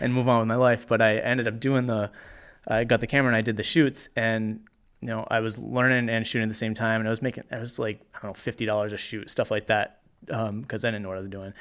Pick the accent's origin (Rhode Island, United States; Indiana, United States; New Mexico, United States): Rhode Island, United States; Cranston; I grew up in Cranston